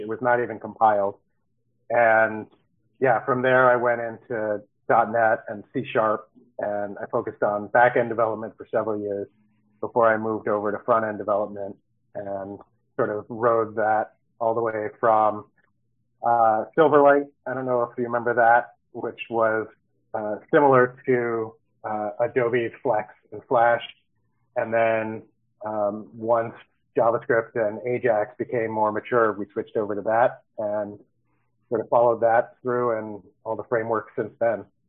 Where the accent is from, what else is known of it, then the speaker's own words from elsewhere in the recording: Baltimore, Maryland, United States; moved away as an adult; also born or lived in Los Angeles, California; now in San Diego, United States; I moved out here from Baltimore, Maryland, uh, where I grew up and lived for all but four years when I was in college in LA.